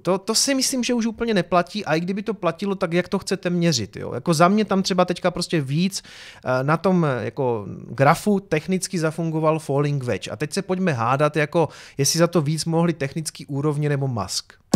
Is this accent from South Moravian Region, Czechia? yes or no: no; Prostějov, Olomouc Region, Czechia; z Prostějova